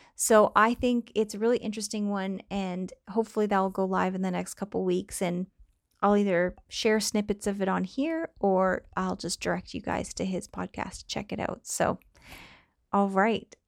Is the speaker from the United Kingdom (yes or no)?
no; Canada; accent: Canadian; I sound Canadian